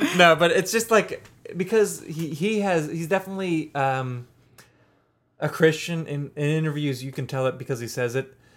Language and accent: English; Pittsburgh, Pennsylvania, United States; I'm from Pittsburgh where everyone else in the world says roots